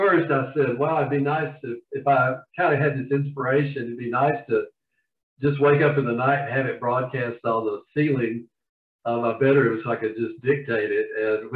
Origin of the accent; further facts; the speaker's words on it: the South, United States; And as you can probably tell from my accent, I'm from the South.